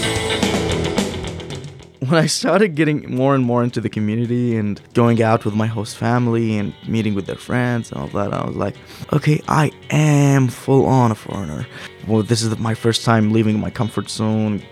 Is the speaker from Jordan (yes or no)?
yes; Irbid, Irbid Governorate, Jordan; also born or lived in Washington State, United States; I'm from Urbit, Jordan